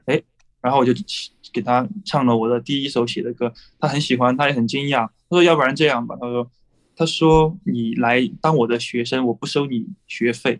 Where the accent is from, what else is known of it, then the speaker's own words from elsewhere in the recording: Chengdu, Sichuan, China; 我是来自成都的